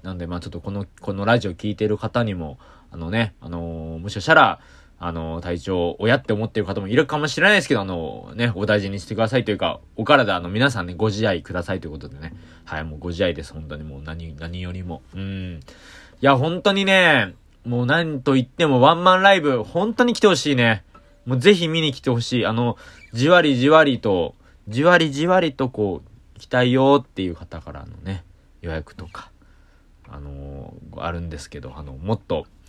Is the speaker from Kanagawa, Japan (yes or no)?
yes; Kanagawa, Japan; 僕ね、あの、神奈川出身なんですけど